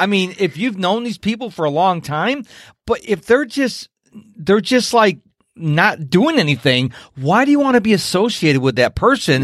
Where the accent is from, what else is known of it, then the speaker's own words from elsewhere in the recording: Rochester, New York, United States; now in Houston, United States; originally from Rochester, New York